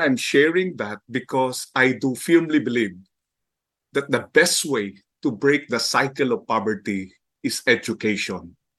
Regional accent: Manila, Metro Manila, Philippines; I was born and raised in Manila, and I grew up in the slums of San Andres

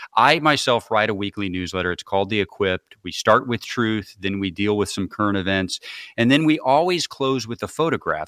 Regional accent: Peoria, Illinois, United States; I grew up in Peoria, Illinois

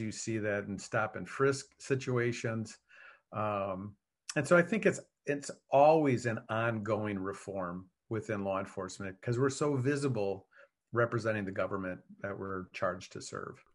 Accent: Wisconsin, United States; I was raised in Wisconsin

